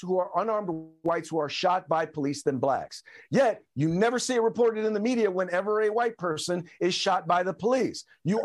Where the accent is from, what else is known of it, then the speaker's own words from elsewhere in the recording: Richmond, California, United States; I grew up in Richmond, California.